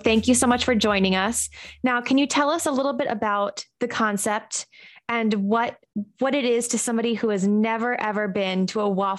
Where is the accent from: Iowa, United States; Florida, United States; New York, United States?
New York, United States; I'm from New York. I live in New York.